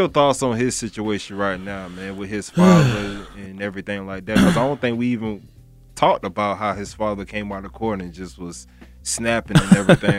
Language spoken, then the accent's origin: English; Florida, United States; I'm from Florida, bro. We don't see no type of season.